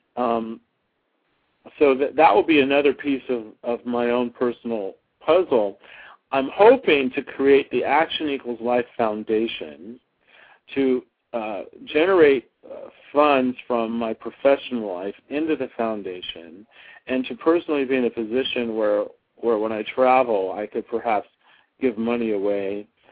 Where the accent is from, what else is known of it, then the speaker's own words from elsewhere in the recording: Flagstaff, Arizona, United States; moved away as an adult; also born or lived in Tucson, Arizona; now in Los Angeles, United States; I was born and raised in Arizona. I was born in Tucson. I grew up in Flagstaff